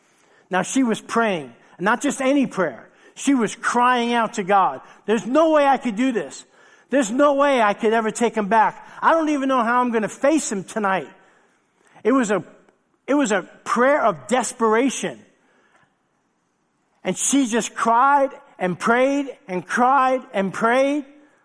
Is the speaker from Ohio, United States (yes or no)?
no; New York City, New York, United States; Most of you know my story growing up in New York City. I grew up without a dad, left when I was 6 months old.